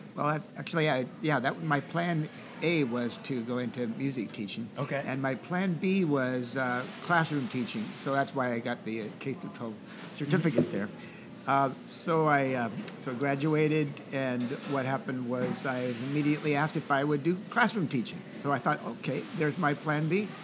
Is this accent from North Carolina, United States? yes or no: no; Seattle, Washington, United States; also born or lived in Camano Island; I grew up in uh, the Seattle area